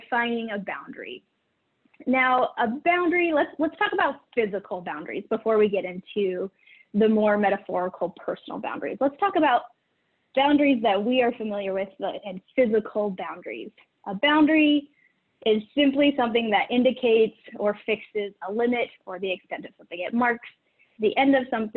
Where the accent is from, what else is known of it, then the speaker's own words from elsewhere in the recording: Idaho, United States; moved away; also born or lived in Utah; I grew up in Idaho, and we have a really weirdly shaped state